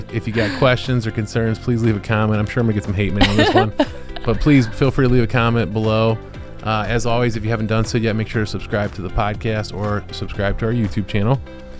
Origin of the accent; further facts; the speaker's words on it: Ohio, United States; moved away; my hometown in Ohio where everybody loves everybody.